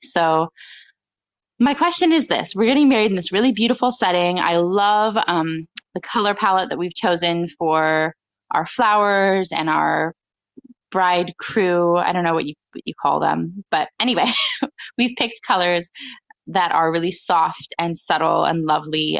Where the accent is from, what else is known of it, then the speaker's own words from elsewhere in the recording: United States; I'm an American bride